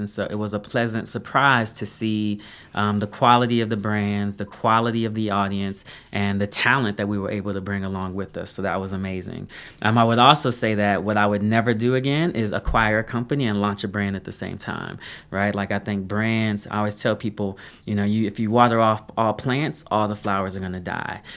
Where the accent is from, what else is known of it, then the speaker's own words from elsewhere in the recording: Denver, Colorado, United States; moved away as an adult; also born or lived in Duke University, North Carolina; I grew up in, born and raised in Denver, Colorado